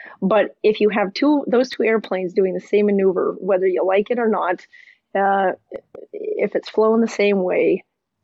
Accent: Montana, United States; I grew up in Montana and my dad is a pilot

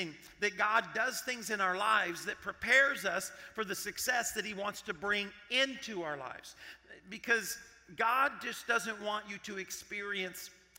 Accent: Arkansas, United States; I grew up in Arkansas.

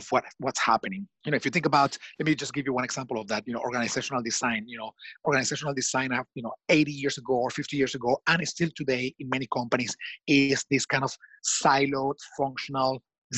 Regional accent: Washington, District of Columbia, United States; Washington, D.C., my hometown.

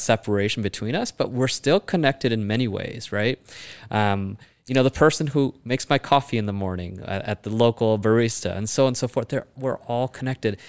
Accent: Chicago, Illinois, United States; born and raised in Chicago.

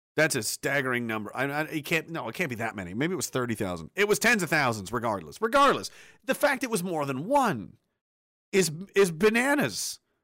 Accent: Canada; we're Canadian soldiers

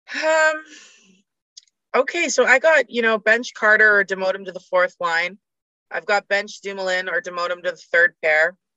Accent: Canada; as a Canadian

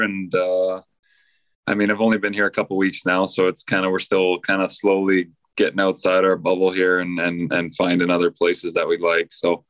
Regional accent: Canada; moved away as an adult; now in South Florida, United States; But growing up in Canada and playing my whole career in Canada

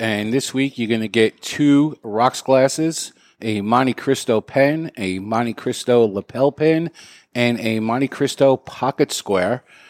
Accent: Canada; Before I start, as a Canadian, I feel I first must apologize in case I offend anyone

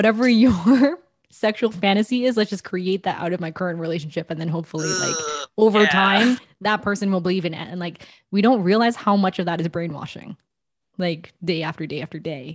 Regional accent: Canada; also born or lived in England; I'm born from Canada

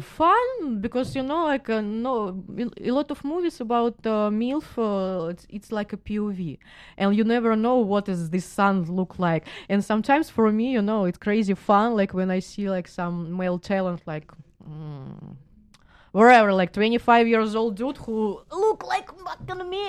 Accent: Moscow, Russia; English is a second language; now in California, United States; I'm from Moscow

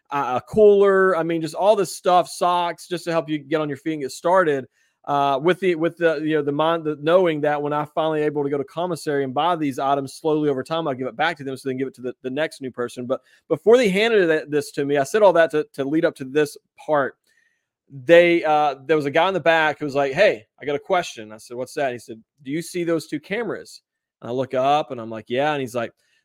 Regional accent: West Virginia, United States; West Virginia

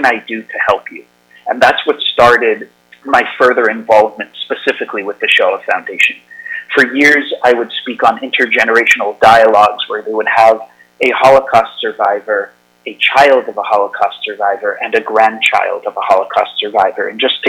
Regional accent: United States; As an American, I'm especially frightened because I live here in America

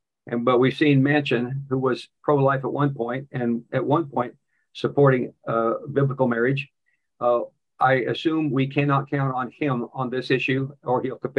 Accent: Kansas, United States; As you know, Tony, that's my home state.

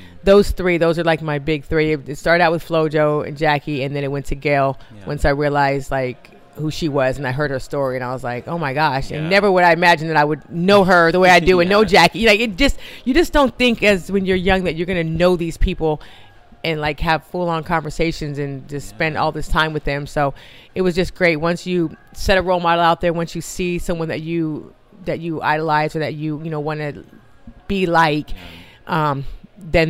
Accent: Riverside, California, United States; also born or lived in Williamsport, Pennsylvania / New Hampshire; I was only four when we moved to California. So I don't remember a lot about the East Coast

